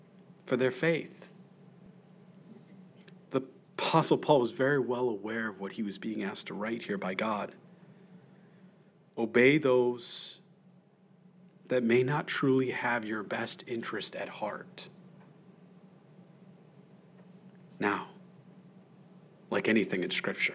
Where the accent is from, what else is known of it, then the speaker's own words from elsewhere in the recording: United States; I'm an American.